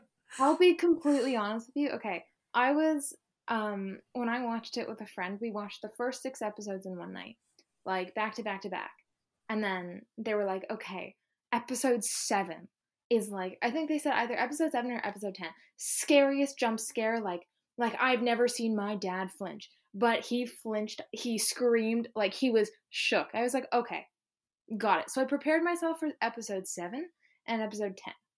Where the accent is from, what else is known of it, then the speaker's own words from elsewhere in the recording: Ontario, Canada; I'm from Ontario in Canada